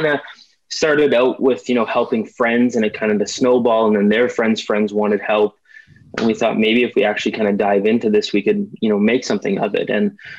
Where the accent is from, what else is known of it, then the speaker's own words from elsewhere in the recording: Ottawa, Ontario, Canada; I'm from Ottawa, Ontario, Canada.